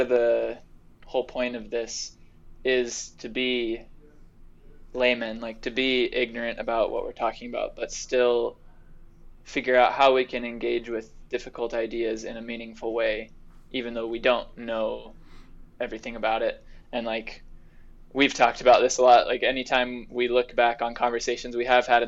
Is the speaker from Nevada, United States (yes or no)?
yes; Las Vegas, Nevada, United States; moved away as an adult; now in Provo, United States; We both hail from Las Vegas